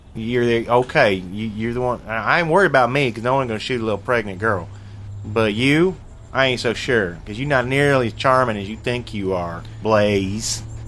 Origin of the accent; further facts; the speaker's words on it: Sedalia, Missouri, United States; I was born in Sedalia, Missouri. Point is, we are all from the very region that we're making fun